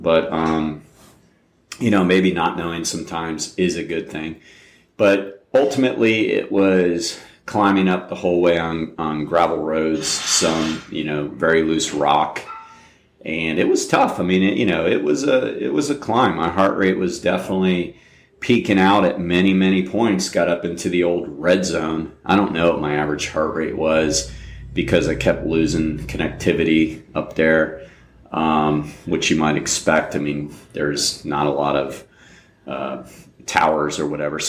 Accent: Volusia County, Florida, United States; also born or lived in upstate New York; I actually grew up down here. I grew up in Volusia County, but I was born up there and moved here when I was 10

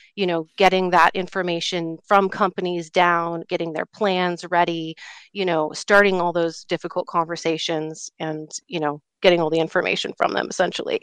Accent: Alaska, United States; now in Colorado, United States; I grew up in Alaska

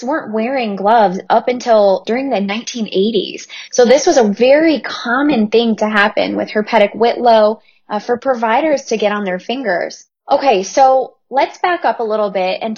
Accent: Midwest, United States; I'm from the Midwest, so I have a soft spot for Chicago in my heart

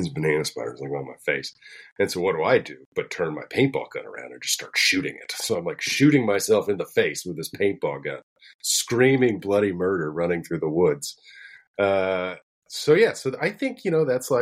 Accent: Florida, United States; I'm from Florida

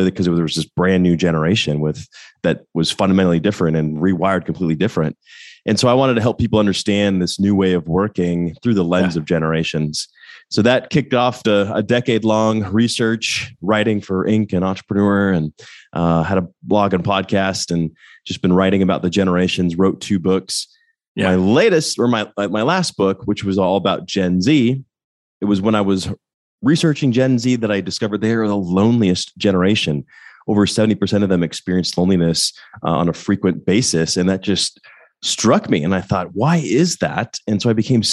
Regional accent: Littleton, Colorado, United States; moved away as an adult; also born or lived in Oxford, Ohio; now in Atlanta, United States; I grew up in Denver, Colorado, actually Littleton, right outside Denver

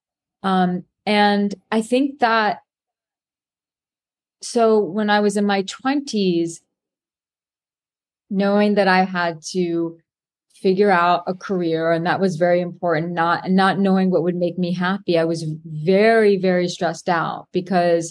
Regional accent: New York City, New York, United States; I was born and raised in Manhattan

